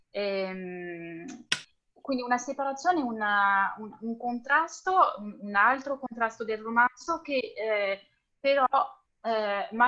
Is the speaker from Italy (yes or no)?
yes; Southern Italy, Italy; et moi, je viens du sud profond de l'Italie, où, où voilà, il n'y a pas vraiment euh, cette question sexiste en fait du genre qui, se pose.